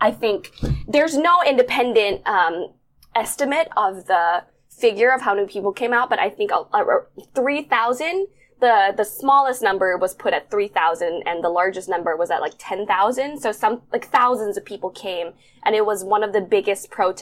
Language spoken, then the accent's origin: English; Bangkok, Thailand; moved away as an adult; also born or lived in New York, United States; I was born and raised in Bangkok, Thailand, but I moved to the States to study, and I spent 9 years there